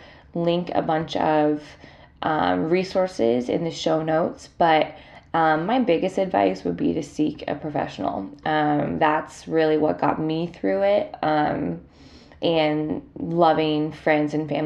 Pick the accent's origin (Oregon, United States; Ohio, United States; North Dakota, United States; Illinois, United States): Ohio, United States; Columbus; moved away; I'm getting ready to go home to my hometown, Columbus, Ohio